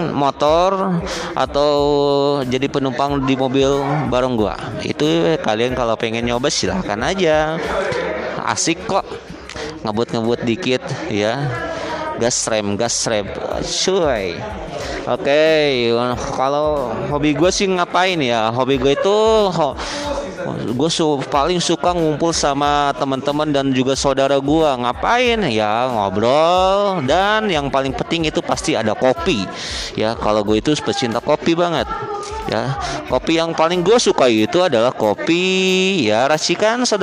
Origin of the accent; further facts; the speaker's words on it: Karawang, West Java, Indonesia; Nah, gue asli Karawang, ya, gue anak Karawang asli, anak Pantura